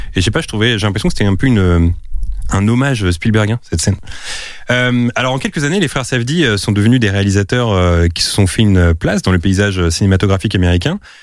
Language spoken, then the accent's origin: French; Drancy, Île-de-France, France; je viens de la ville de Drancy